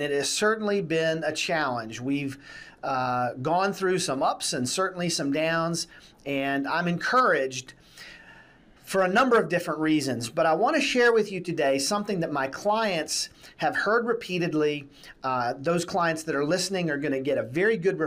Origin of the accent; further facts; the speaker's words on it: United States; We as the American citizens